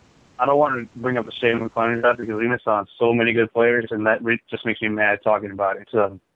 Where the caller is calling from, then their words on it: Chicago, Illinois, United States; from Chicago.